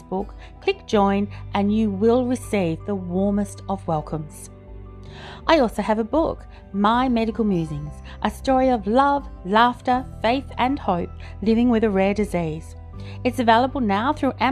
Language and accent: English; Australia; which I am, being Australian